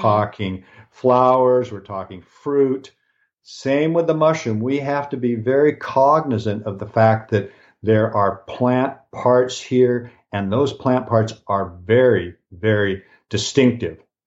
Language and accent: English; Pacific Northwest, United States; I was born in the Pacific Northwest, so I was born in an area that has lots of rain.